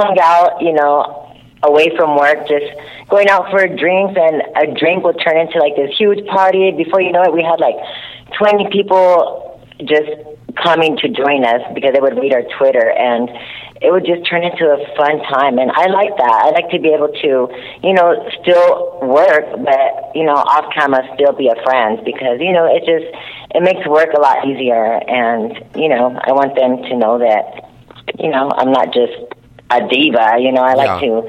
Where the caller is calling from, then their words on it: Chatsworth, California, United States; also born or lived in Las Vegas; I'm calling from Chatsworth, California.